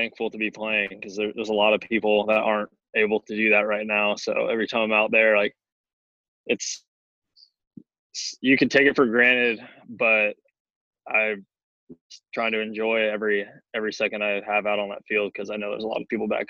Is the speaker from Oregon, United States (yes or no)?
no; Arizona, United States; Like, everything got shut down, but since I'm from Arizona